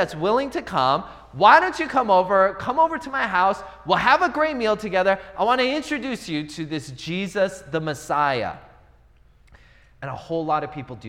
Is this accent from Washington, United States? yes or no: yes; Seattle, Washington, United States; now in Los Angeles, United States; I grew up in the Seattle area